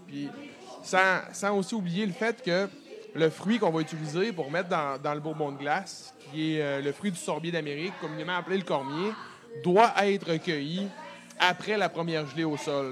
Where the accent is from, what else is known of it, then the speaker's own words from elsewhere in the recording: Côte-Nord, Quebec, Canada; ce magnifique territoire qui est notre région natale